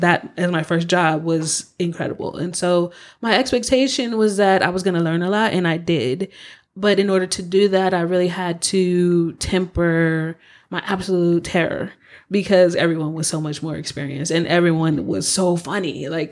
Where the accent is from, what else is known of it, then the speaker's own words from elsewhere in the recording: Los Angeles, California, United States; I am one of the few people who's actually from LA. So Ooh. I was born and raised here.